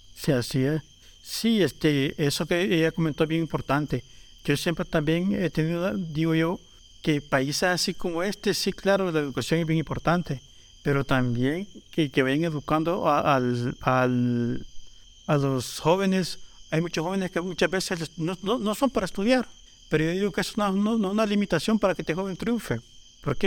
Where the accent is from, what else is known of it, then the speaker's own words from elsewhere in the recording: Panchimalco, San Salvador, El Salvador; Soy un artesano de Panchimalco